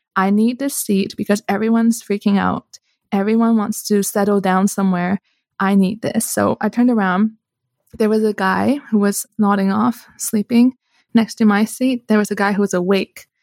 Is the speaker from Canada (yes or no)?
yes; Canada; moved away as an adult; now in Switzerland; I'm Canadian, right? So I was studying in Canada at the time